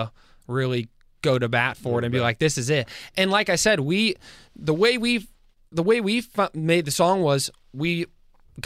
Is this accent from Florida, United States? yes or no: no; Pittsburgh, Pennsylvania, United States; we're from Pittsburgh.